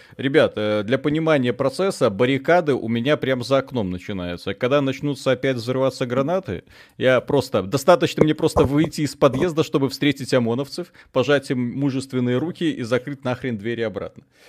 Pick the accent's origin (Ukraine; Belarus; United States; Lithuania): Belarus; как и все белорусы, днем работаем, честно, законопослушно